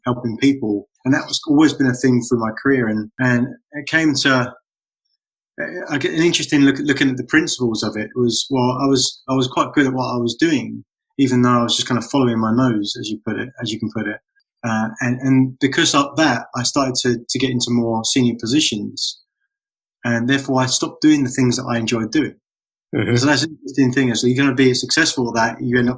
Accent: London, United Kingdom; moved away as an adult; also born or lived in Florida / New York; now in North Carolina, United States; growing up in London, just outside of London

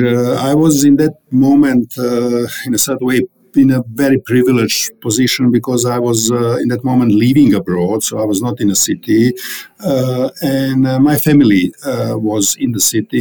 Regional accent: Sarajevo, Federation of Bosnia and Herzegovina, Bosnia & Herzegovina; English is a second language; moved away as an adult; also born or lived in Zagreb, Croatia; now in Czech Republic; I, I, was born in Bosnia, in a former Yugoslavia. Uh, I have grown up in a city named Sarajevo

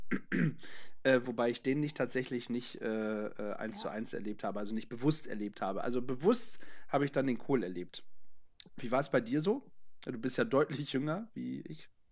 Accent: Northern Germany, Germany; hier bei uns im Norden

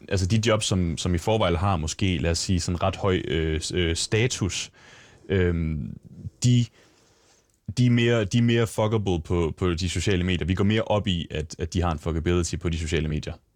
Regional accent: Lemvig, Central Denmark Region, Denmark; moved away; der ligger hjemme i Lemvi, hvor det er, jeg kommer fra

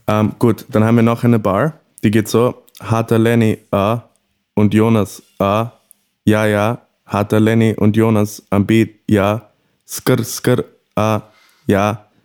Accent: Morocco; moved away; Als, als, als gebürtiger Marokkaner.

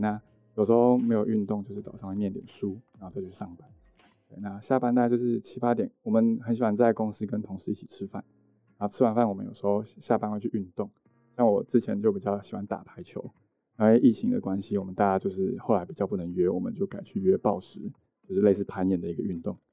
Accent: Yunlin County, Taiwan; moved away as an adult; also born or lived in Hsinchu / Taipei; 我其实是云林的，就在云林念，就是从一路这样念到高中都在云林哦

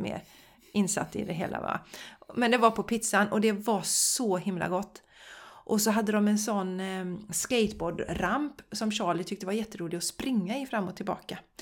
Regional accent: Borås, Västra Götaland, Sweden; Jag är ju uppvuxen i Borås

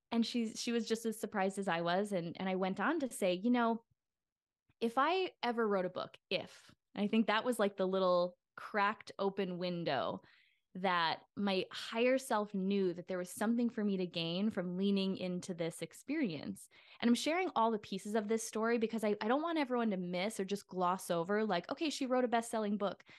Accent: Midwest, United States; moved away; what was modeled for me growing up in the Midwest

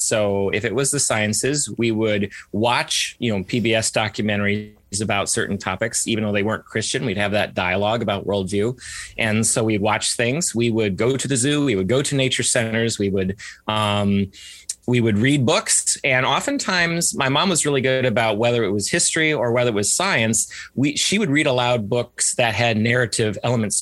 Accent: Ann Arbor, Michigan, United States; I was born and raised in Ann Arbor, Michigan, and was homeschooled from the very beginning

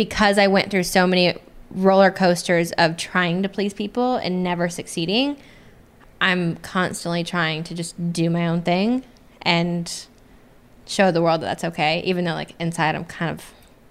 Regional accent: Des Moines, Iowa, United States; moved away as an adult; now in Nashville, United States; I came from Des Moines, Iowa, where it's just like everyone knows everyone

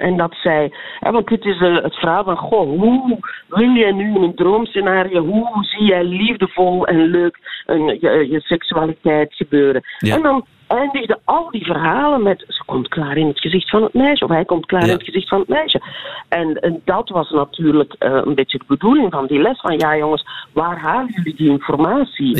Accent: Belgium; wij zitten als Belgen

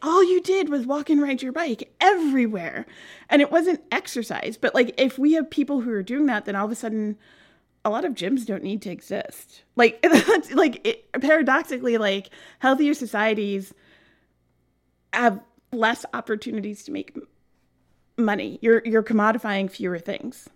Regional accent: New York City, New York, United States; also born or lived in Flushing, Queens / Vermont / France / New Hampshire; I grew up on the easternmost edge of Queens in a little place called Bayside

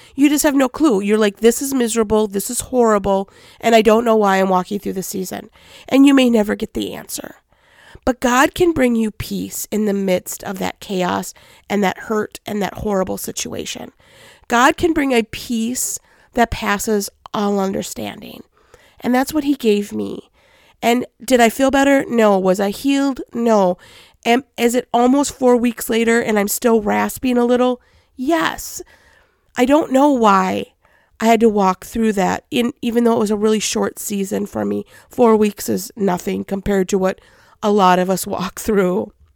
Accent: Minnesota, United States

